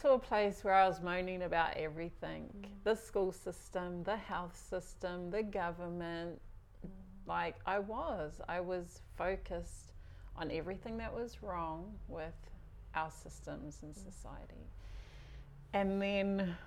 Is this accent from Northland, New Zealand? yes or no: yes; Whangarei, Northland, New Zealand; also born or lived in Auckland; now in Whangarei, New Zealand; I was brought up in Papuai, whangarei was, it's home